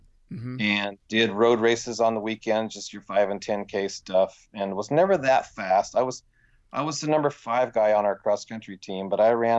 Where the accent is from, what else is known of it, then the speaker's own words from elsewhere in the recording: Port Townsend, Washington, United States; Port Townsend.